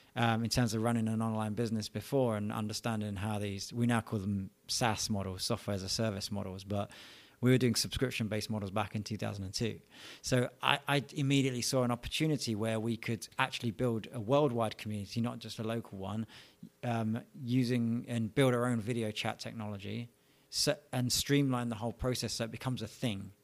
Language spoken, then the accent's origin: English; London, United Kingdom; I was born in London, England, um, in a place called Edmonton, small town in the north and north of Eng-, uh, London, not of England. And, yeah, I, I lived there, you know, all my childhood years.